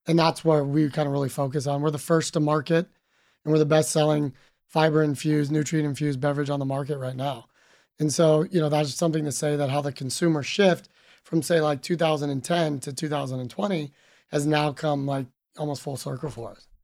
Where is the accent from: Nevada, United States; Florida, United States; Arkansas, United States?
Nevada, United States; Reno; moved away as an adult; also born or lived in Sydney, Australia; I was born and raised in Reno, Nevada